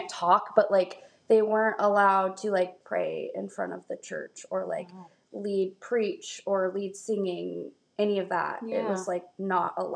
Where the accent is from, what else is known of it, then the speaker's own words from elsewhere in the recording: Alaska, United States; moved away as an adult; I'm from Alaska